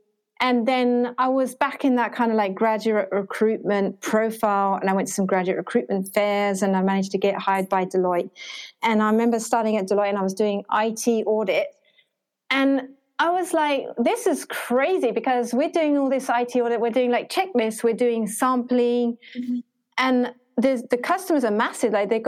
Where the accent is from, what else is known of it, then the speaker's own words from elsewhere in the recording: Ho Chi Minh City, Vietnam; I'm from Ho Chi Minh City, but I'm not very Vietnamese. Don't sound very Vietnamese.